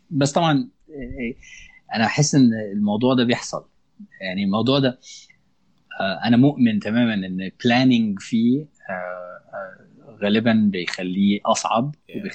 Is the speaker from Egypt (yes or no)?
yes; Egypt; also born or lived in Gulf; تربيت في الخليج في مدرسه كانت مينلي شوام ف... فما كانش عندي مع... وما زال ما عنديش انا مراتي مش مصريه